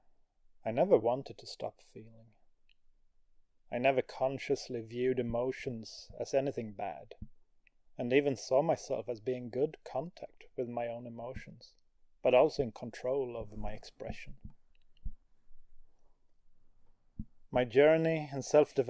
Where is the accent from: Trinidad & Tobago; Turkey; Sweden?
Sweden; Growing up in Sweden